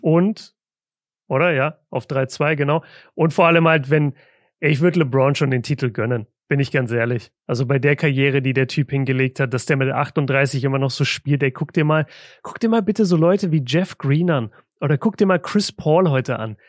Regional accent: Southern Germany, Germany; now in Ruhr area, Germany; bei uns im Süden

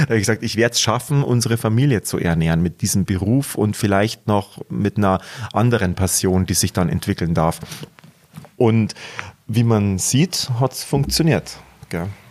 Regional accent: Munich, Bavaria, Germany; accent: Munich dialect (Bavarian); ich möchte schon den authentischen Münchner Ton beibehalten

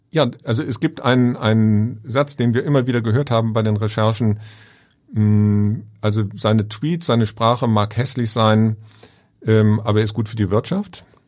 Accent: Germany; als Deutscher

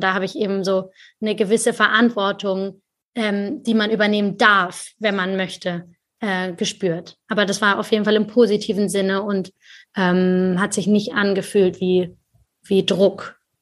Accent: Germany; ich als Deutsche

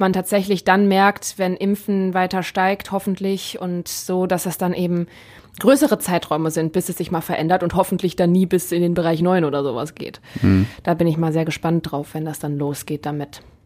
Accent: Neuss, North Rhine-Westphalia, Germany; ich komme ja aus Neues und da gibt's halt auch sehr viel platt

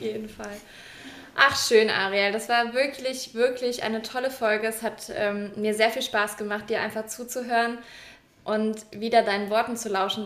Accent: Cologne and Eschweiler, North Rhine-Westphalia, Germany; also born or lived in Hamburg; now in Lübeck, Germany; in meiner Heimat Köln und Echweiler wieder zurückzukommen.

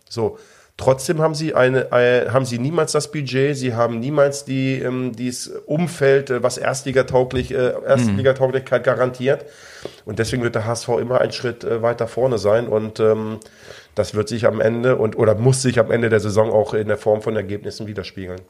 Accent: Hanover, Lower Saxony, Germany; Natürlich bin ich Hannoveraner

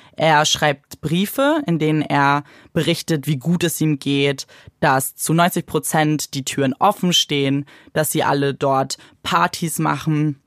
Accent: Germany; bei uns in Deutschland

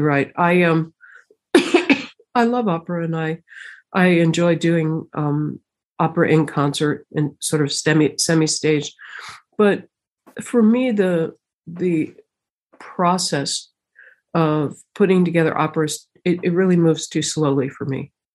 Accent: United States; being American has been interesting.

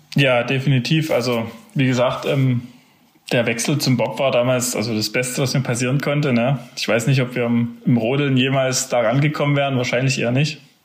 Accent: Zinnwald, Saxony, Germany; Ich bin ja in Zinnwald groß geworden

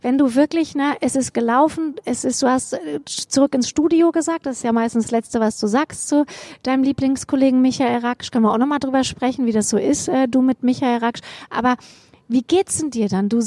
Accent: Hesse, Germany; now in Bochum, Germany; Guck mal, da komme ich ja her aus Hessen.

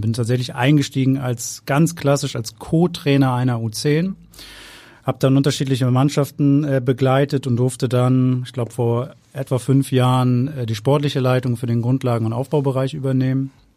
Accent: Hamburg, Germany; Ich bin Hamburger, immer in Hamburg, äh, gewesen, nie weg gewesen, hab hier studiert, ich hab hier Fußball gespielt

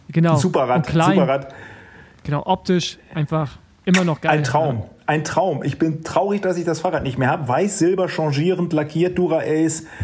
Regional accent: Steinhagen, North Rhine-Westphalia, Germany; hi Arturo … ich komme aus Steinhagen, ich möchte gerne nächstes Jahr für Saeco fahren

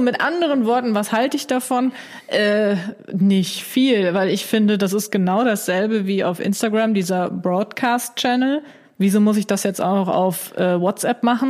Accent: Germany; bei uns in Deutschland

